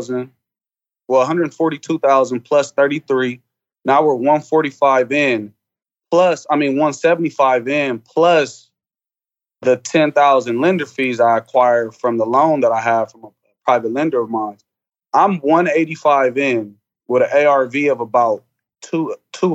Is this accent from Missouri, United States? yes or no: no; Columbus, Ohio, United States; born and raised Columbus, Ohio.